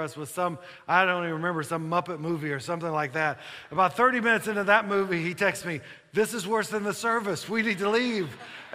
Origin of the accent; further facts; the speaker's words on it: Kentucky, United States; now in Virginia, United States; I'm from Kentucky originally